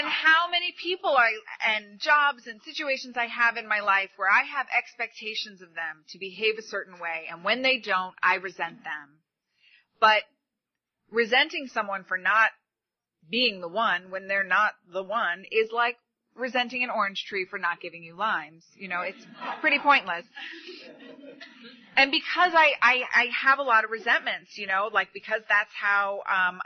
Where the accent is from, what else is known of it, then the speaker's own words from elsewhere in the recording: New York, United States; moved away; I'm from New York.